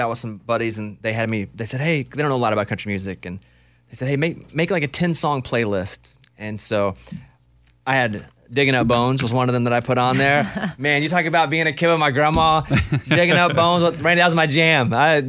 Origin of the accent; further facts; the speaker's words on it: Arkansas, United States; one of the songs growing up in Arkansas, Kissing 96.